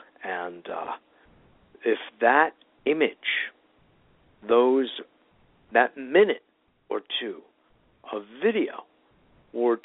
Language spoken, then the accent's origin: English; New York City, New York, United States; I was born in New York City